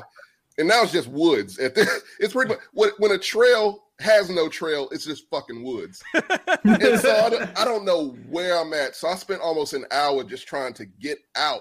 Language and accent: English; Texas, United States; I'm from Texas